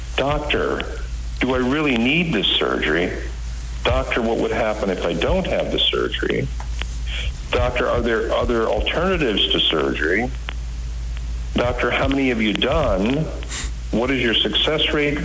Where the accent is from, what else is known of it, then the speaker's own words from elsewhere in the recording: Washington, United States; also born or lived in India; came here at the age of one in 1962.